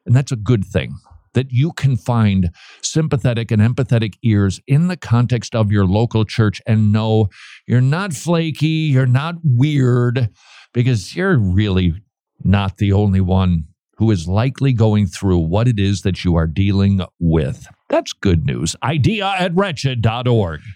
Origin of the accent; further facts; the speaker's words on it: St. Paul, Minnesota, United States; moved away; last time I visited my hometown, downtown St. Paul was looking a little bit, um, let's just say, neglected.